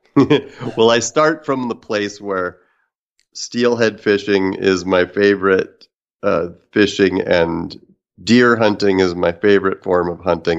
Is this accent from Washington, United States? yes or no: yes; Kalama, Washington, United States; also born or lived in Vancouver, Washington; I grew up in the Northwest um, on the Kalama River, on the North Fork Lewis, and then lived on the Columbia. So Kalama, Washington, and uh, Vancouver, Washington.